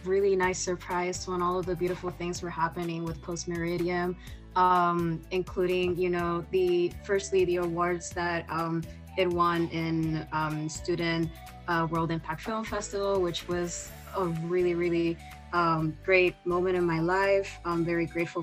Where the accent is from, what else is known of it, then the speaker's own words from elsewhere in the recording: Puerto Rico; moved away as an adult; now in New York, United States; I'm from Puerto Rico and I'm also half Dominican. So yeah, this is like my first time, you know, just living outside of the island.